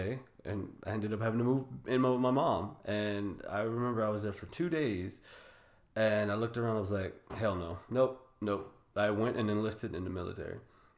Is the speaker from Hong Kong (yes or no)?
no; Texas City, Texas, United States; also born or lived in Houston; Oh man, born and raised in Texas City, Texas, lived around in Houston.